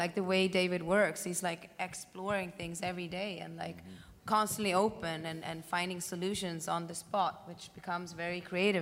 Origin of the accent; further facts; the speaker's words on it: Iceland; I grew up in Iceland